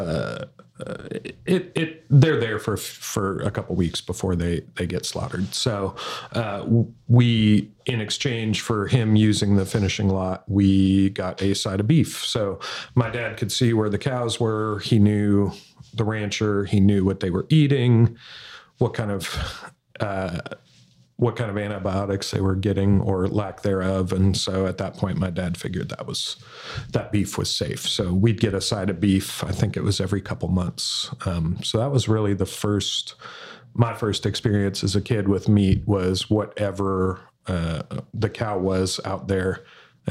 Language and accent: English; Montana, United States; moved away as an adult; also born or lived in Austin, Texas; now in Little Rock, United States; I was actually raised a vegetarian in Montana